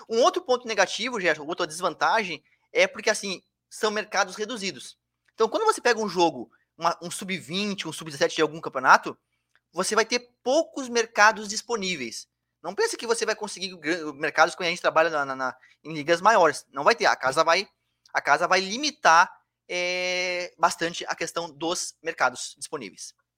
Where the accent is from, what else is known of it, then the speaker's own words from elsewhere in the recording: Bagé, Rio Grande do Sul, Brazil; now in Florianópolis, Brazil; eu sou lá do Rio Grande do Sul, eu moro em Floripa, mas eu sou do, sou do Rio Grande do Sul. Imagina você, lá, lá, eu sou da cidade de Bagé, cidade lá do interior, quase divisa com o Uruguai